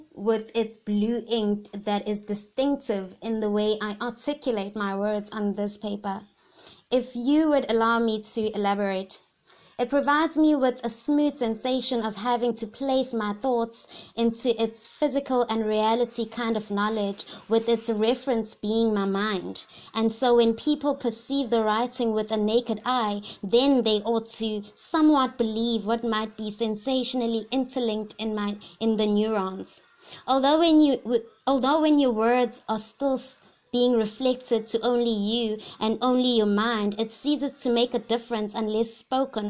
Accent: KwaZulu-Natal, South Africa; first language Zulu; English is a second language; I'm from the Zulu tribe

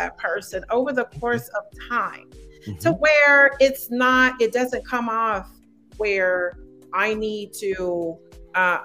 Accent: United States; I just speak from as an American

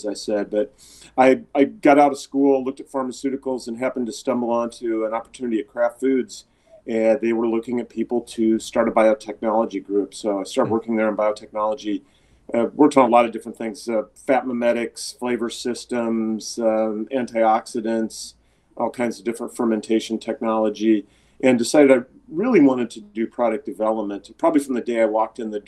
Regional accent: Nebraska, United States; moved away as an adult; also born or lived in Massachusetts; I grew up in Nebraska

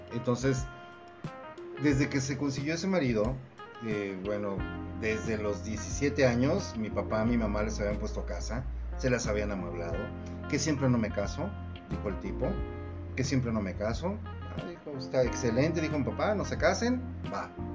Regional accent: Mexico

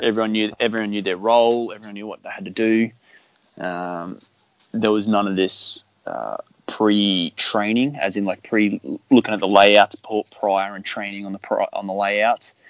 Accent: Brisbane, Queensland, Australia; I'm from Brizzy, so yeah, we were all from Brizzy

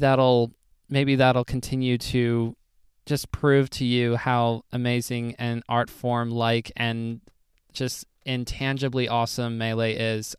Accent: United States; I am as American as it gets for the most part

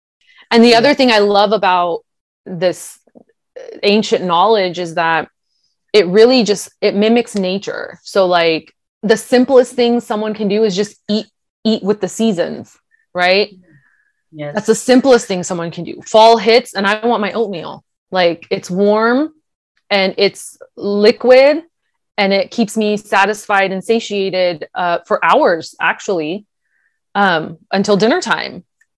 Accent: India; People, being Indian, people are always like, what? You don't like spicy food? Why? You're Indian.

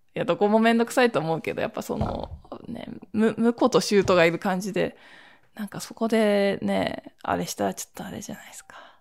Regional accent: Toshima, Tokyo, Japan; 私この豊島区出身で

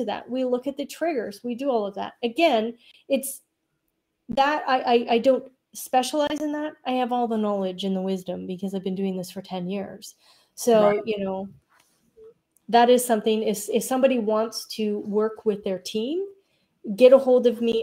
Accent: Canada; also born or lived in Alberta, Canada; I'm a Canadian

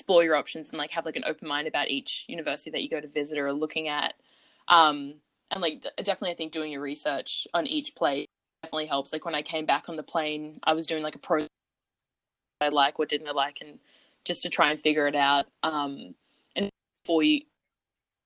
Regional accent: Australia; moved away; I brought an Australian flag with me to hang up in my dorm

